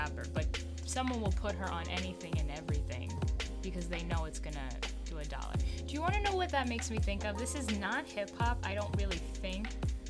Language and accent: English; New York City, New York, United States; born and raised in the Bronx